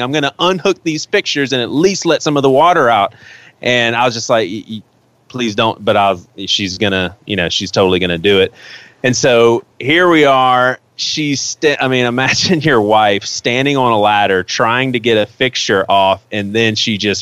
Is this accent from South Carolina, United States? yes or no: yes; Charleston, South Carolina, United States; growing up in Charleston